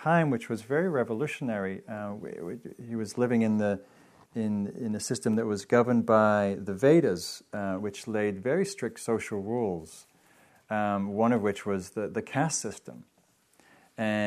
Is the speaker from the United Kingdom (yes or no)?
yes; England, United Kingdom; now in United States; I grew up in England